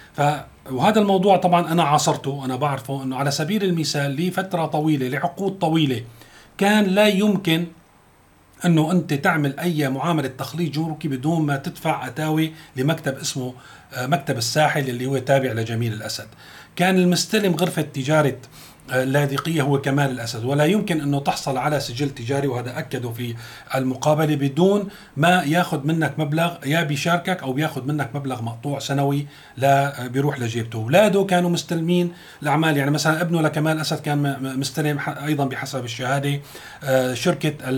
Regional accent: Syria; عندنا في سوريا

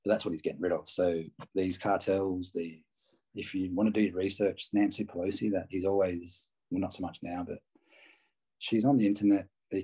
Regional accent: Australia; I'm an Aussie

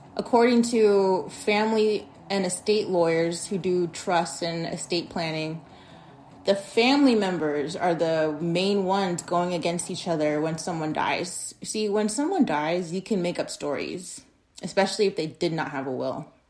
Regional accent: Arizona, United States; in my state of Arizona, my home state

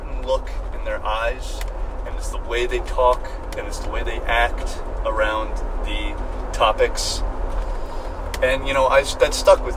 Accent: New York, United States; moved away; I'm from New York

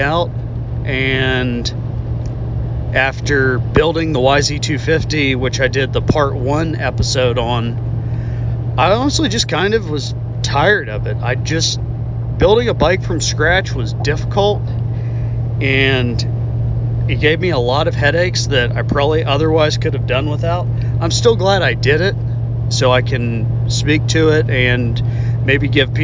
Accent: southwestern Pennsylvania, United States; now in Texas, United States; the Laurel Caverns back in southwestern Pennsylvania, where I'm originally from, my old stomping grounds

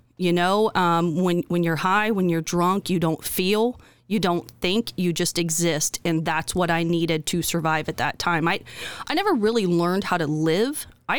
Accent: Indiana, United States; We grew up in Western Jay County, and my mother battled addiction and mental illness.

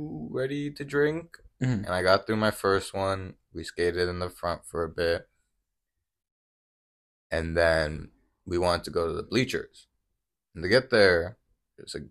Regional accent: Las Vegas, Nevada, United States; I was born in Las Vegas, Nevada. And I was raised in Las Vegas, Nevada my whole life.

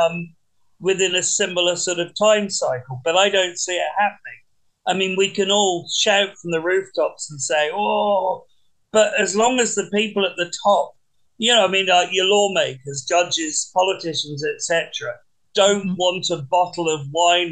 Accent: England, United Kingdom; when I grew up in England

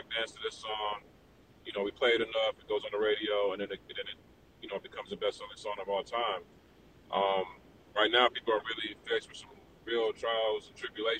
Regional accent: Atlanta, Georgia, United States; now in Miami, United States; living in Miami and growing up in Atlanta

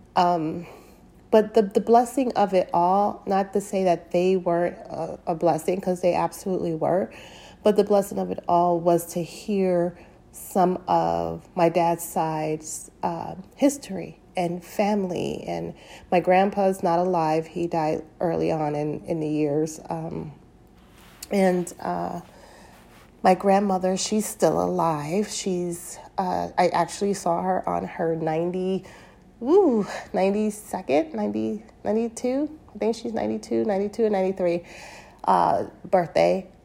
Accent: United States; I am a black American of African descent, meaning I am I was born and raised here in America

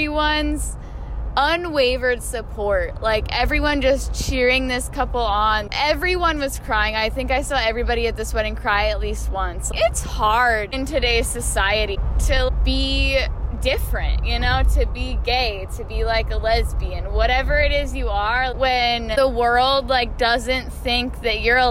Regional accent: Puyallup, Washington, United States; I'm from Puyallup.

